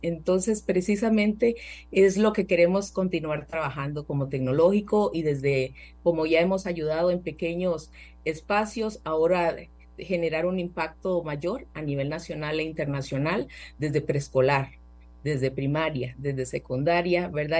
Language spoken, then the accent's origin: Spanish; Costa Rica; soy una ciudadana costarricense